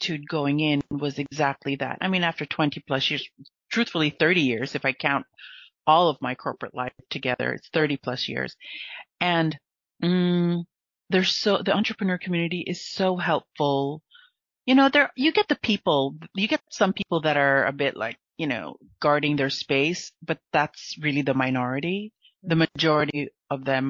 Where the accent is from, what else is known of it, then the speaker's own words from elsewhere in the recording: United States; also born or lived in Philippines (Filipino heritage); now in France; I'm an American in France